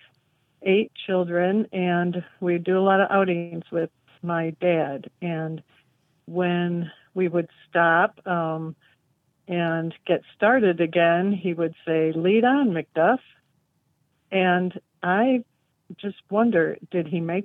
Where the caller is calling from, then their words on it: Lawton, Michigan, United States; I'm calling from Lawton, Michigan